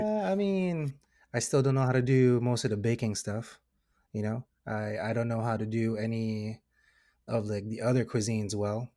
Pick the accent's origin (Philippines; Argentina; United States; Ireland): Philippines; I am Filipino